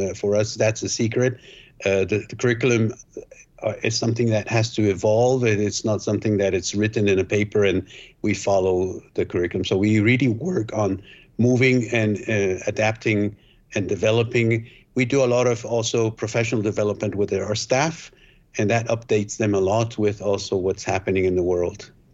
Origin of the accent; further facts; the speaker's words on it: Switzerland; also born or lived in Guatemala; I was born in Guatemala, but raised in Switzerland.